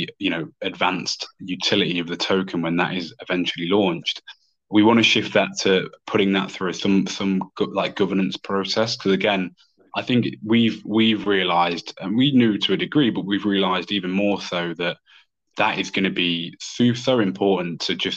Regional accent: United Kingdom; as two British people

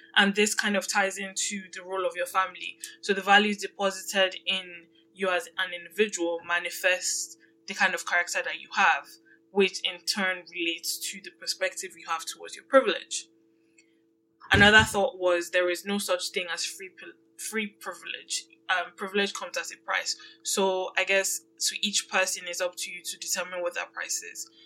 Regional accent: Nigeria; now in Canada; I grew up in Nigeria

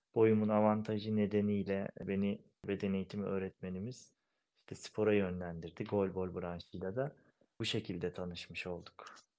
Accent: Pınarönü village, Erzincan, Turkey; moved away as an adult; also born or lived in Istanbul, Küçükçekmece / Erzurum; now in Ankara, Turkey; İstanbul Küçükçekmece doğumluyum. Şu an 34 yaşındayım. Ankara'da yaşıyorum. Yani hayatım bölümünü Erzincan Pınarönü köyünde geçirdim.

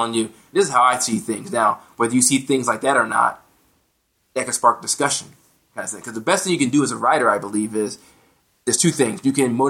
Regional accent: United States; as an American

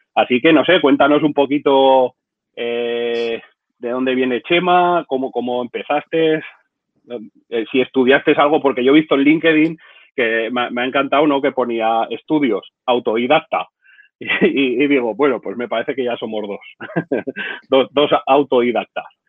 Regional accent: Zaragoza, Aragon, Spain; mi tierra, de Zaragoza

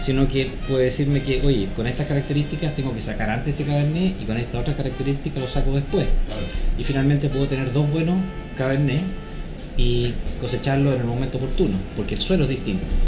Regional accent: Santiago, Santiago Metropolitan Region, Chile; nací en Santiago, eh, estudié en Santiago, eh, incluyendo la universidad

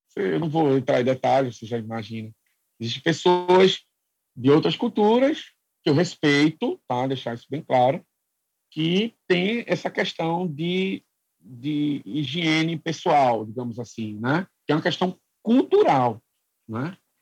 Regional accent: Brazil; moved away as an adult; also born or lived in Quebec; now in Nova Scotia, Canada; a gente como brasileiro

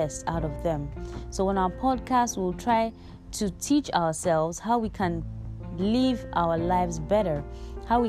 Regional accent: Igbo, Igboland, Nigeria; I am from the Igbo tribe in Nigeria

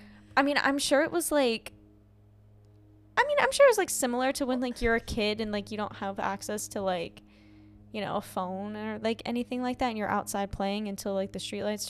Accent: Midwest, United States; I feel because I'm obviously from the Midwest.

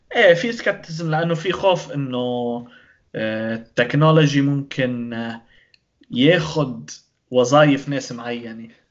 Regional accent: Lebanon; نحن بلبنان

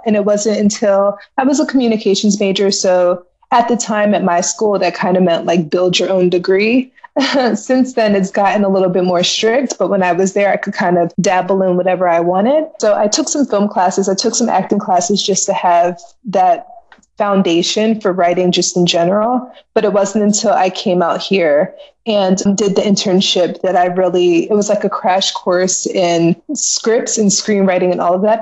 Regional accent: Philadelphia, Pennsylvania, United States; moved away as an adult; also born or lived in Delaware; now in Los Angeles, United States; I'm from Philly. I was born in Pennsylvania, raised between Philly and Delaware

